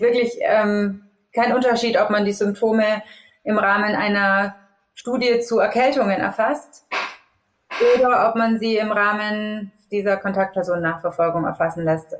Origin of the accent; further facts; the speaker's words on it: Augsburg, Bavaria, Germany; moved away as an adult; also born or lived in Munich; habe dann auch Global Business Management studiert in Augsburg, da wo ich auch ursprünglich herkomme